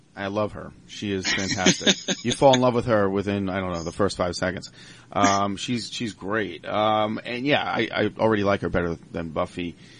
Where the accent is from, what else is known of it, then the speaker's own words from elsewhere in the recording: Long Island, New York, United States; now in Pittsburgh, United States; I'm from Long Island originally